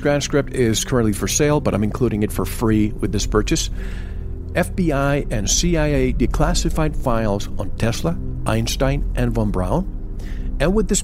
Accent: Florida, United States; Growing up in Florida

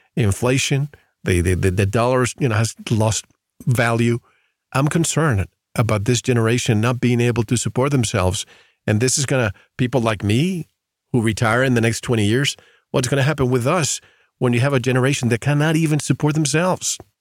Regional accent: Florida, United States; moved away; I grew up in Florida and I go to Florida all the time

